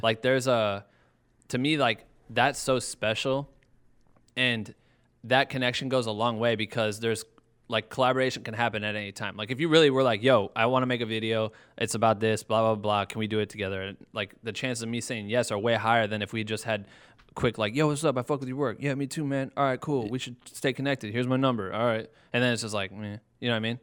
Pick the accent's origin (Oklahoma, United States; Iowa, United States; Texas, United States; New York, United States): Iowa, United States; now in Los Angeles, United States; I'm from Iowa